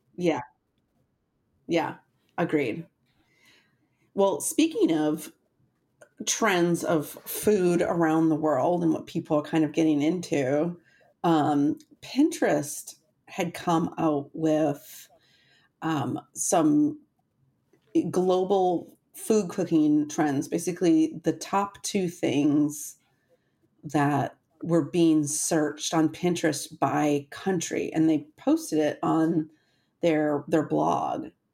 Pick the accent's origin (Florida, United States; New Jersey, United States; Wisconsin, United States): Wisconsin, United States; I'm from Wisconsin